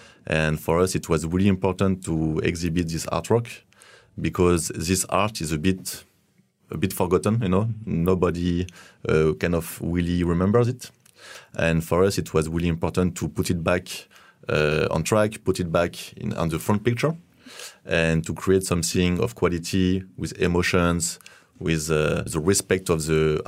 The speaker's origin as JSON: {"language": "English", "country": "France", "second_language": "English", "moved": "as an adult", "lives_now": "China", "said": "I'm from France, and I live in China for more than 5 years now."}